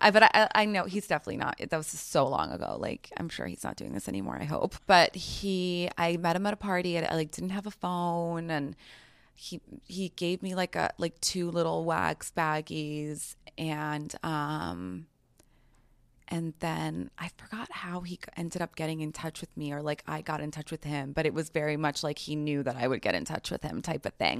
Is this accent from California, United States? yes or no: no; New York City, New York, United States; I grew up in New York City.